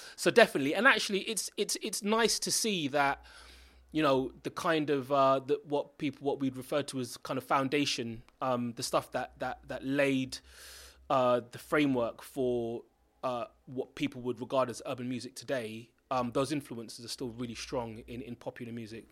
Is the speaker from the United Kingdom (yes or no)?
yes; London, United Kingdom; also born or lived in Stonebridge / Kilburn / Chalk Hill / Kingsbury; my connection with Brent is that I was born and raised here. I've gone to school here, and I still live in Brent. So, I grew up in Harlesden